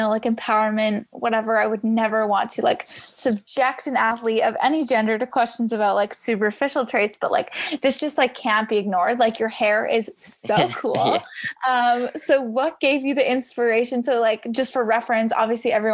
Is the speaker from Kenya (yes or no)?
no; Canada; being Canadian